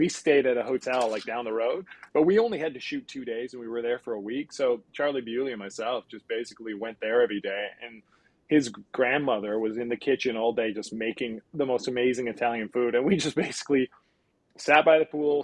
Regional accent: Squamish, British Columbia, Canada; I grew up in Squamish, so 45 minutes up the road

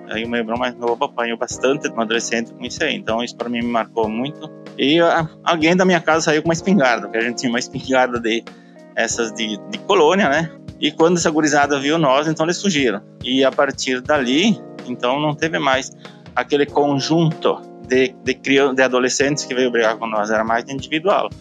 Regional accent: Caxias do Sul, Rio Grande do Sul, Brazil; now in Galópolis, Brazil; eu nasci em Santa Lúcia do Piauí, que é um distrito de Caxias do Sul, e eu vim morar pra, em Galópolis aos 16 anos de idade

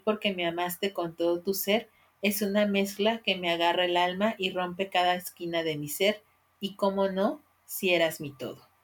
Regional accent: Mexico; como mexicanos

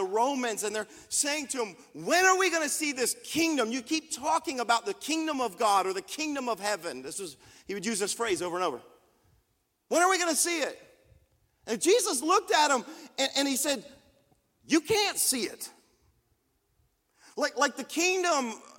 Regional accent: United States

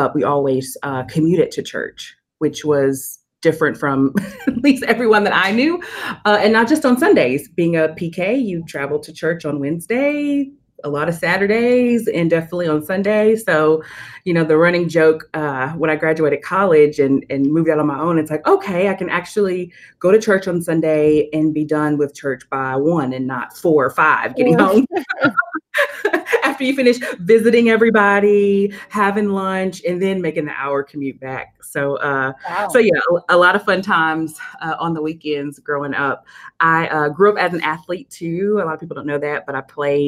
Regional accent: Nashville, Tennessee, United States; I'm originally from Nashville, as I said, born and raised here

